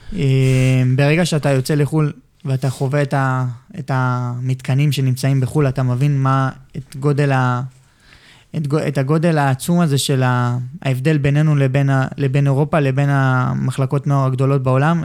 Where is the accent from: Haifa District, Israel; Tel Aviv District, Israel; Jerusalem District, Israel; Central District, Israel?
Tel Aviv District, Israel; Ramat Gan; הבית ספר שלי ברמת גן